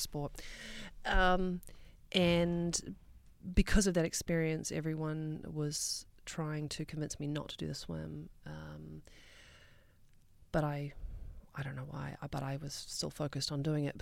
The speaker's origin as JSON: {"language": "English", "country": "New Zealand", "tie": "born or raised there", "moved": "yes", "said": "as a kid growing up in New Zealand"}